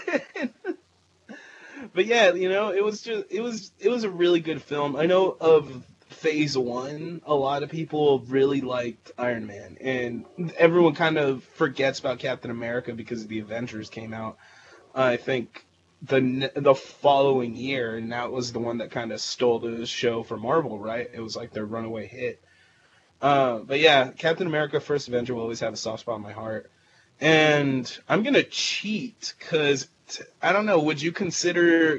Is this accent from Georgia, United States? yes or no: no; Bay Area, California, United States; We're from the Bay Area